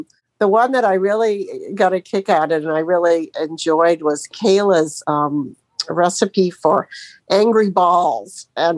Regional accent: Sebring, Florida, United States; I'm from Florida, Sebring, Florida, down the road from Sheila.

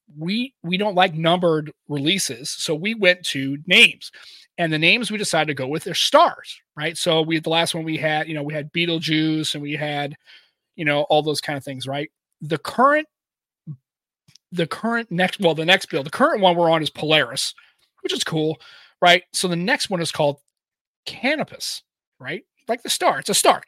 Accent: United States

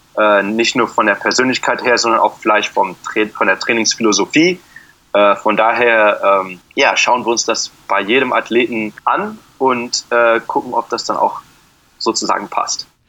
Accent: Frankfurt am Main, Hesse, Germany; moved away as an adult; now in Phoenix, United States; Ich bin in Frankfurt geboren

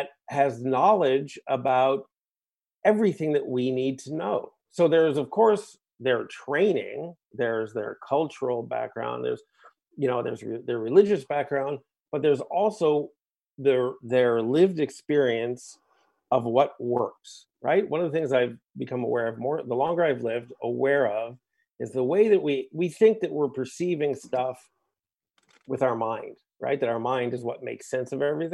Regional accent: United States; now in Toronto, Canada; Ashkenazic Jewish background growing up in the States

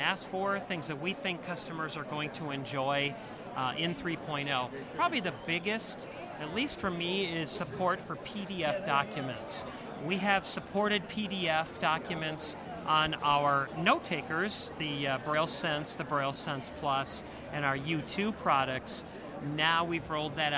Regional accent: Wisconsin, United States; I'm from Wisconsin

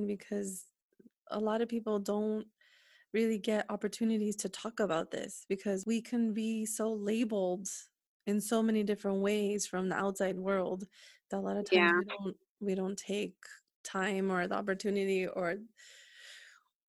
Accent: Northern California, United States; also born or lived in San Diego

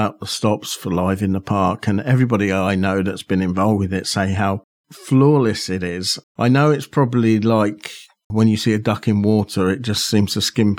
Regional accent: Aylesbury, South East England, United Kingdom; my hometown of Aylesbury

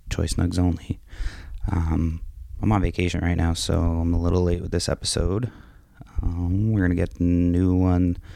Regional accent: Massachusetts, United States; moved away; also born or lived in San Francisco, California; I was born in San Francisco, but raised yeah. in Massachusetts.

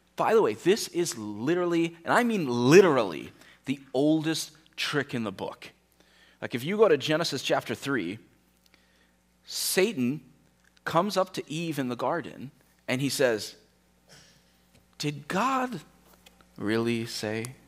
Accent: United States; we, as an American culture

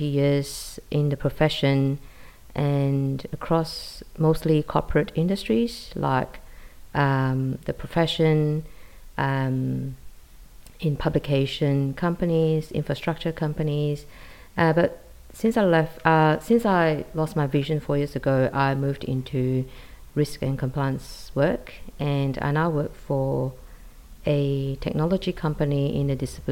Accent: Malaysia; moved away as an adult; now in Sydney, Australia; I'm originally from Malaysia. I came to Australia in 2000 and I live in Sydney.

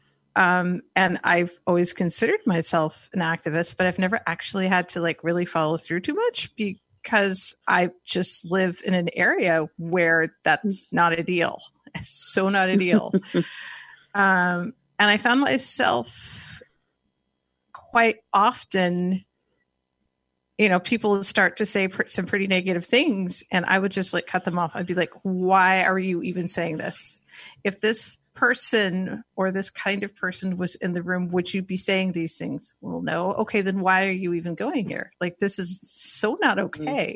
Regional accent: Northern California, United States; now in Portland, United States; I am from Portland, Oregon, originally from Northern California

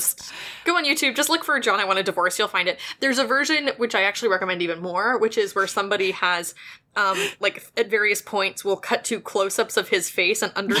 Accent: West Virginia, United States; I'm from West Virginia. I'm from a state that people have historically just sort of said, like, screw them

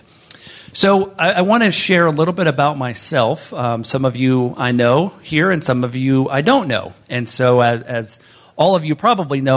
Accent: northwest Florida, United States; moved away; I grew up in the northwest part of Florida and grew up low vision

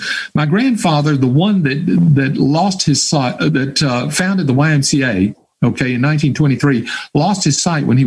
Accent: Hattiesburg, Mississippi, United States; my hometown of Hattiesburg, Mississippi

